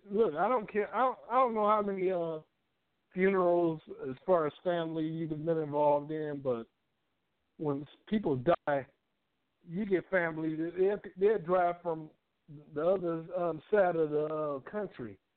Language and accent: English; Edinburgh, Scotland, United Kingdom; I'm, I'm from Edinburgh.